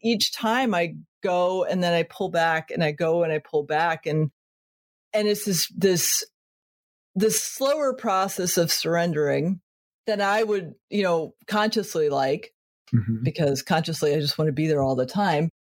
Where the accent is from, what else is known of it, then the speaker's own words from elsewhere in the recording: Connecticut, United States; I was born in Connecticut